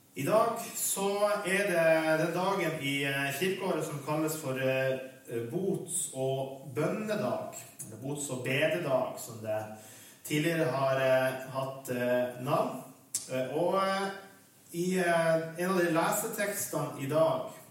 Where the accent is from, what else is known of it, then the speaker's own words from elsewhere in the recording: Vestre Jakobselv, Finnmark, Norway; så er jeg fra Vestre Jakobselv i Øst-Finnmark, i Vadsø kommune. Og bor der for øyeblikket også